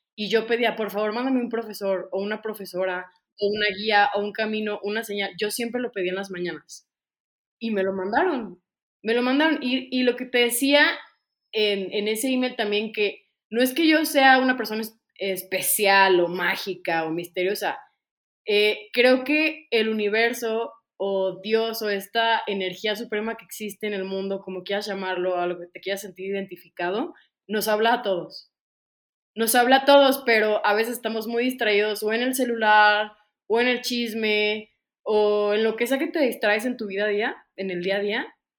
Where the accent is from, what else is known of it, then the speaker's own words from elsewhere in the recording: Ocotlán, Jalisco, Mexico; moved away as an adult; also born or lived in Guadalajara; yo soy de Ocotlán, Jalisco, de una pequeña ciudad eh, a las afueras de Guadalajara, 40 minutos